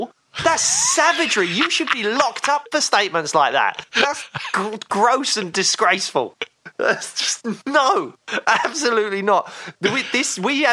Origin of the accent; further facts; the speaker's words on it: United Kingdom; Being a Brit